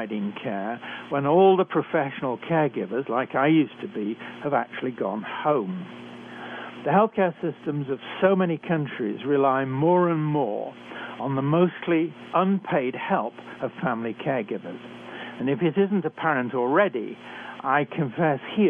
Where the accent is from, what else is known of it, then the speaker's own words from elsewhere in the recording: United Kingdom; accent: British; moved away as an adult; also born or lived in Canada; I was trained in Britain, as I'm sure you can tell from my accent.